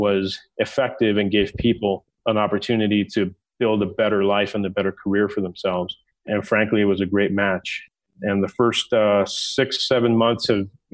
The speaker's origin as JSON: {"language": "English", "town": "New York City", "region": "New York", "country": "United States", "tie": "born or raised there", "also_born_or_lived": "London", "moved": "yes", "lives_now": "Denver, United States", "said": "Grew up in Manhattan, so I'm a New Yorker."}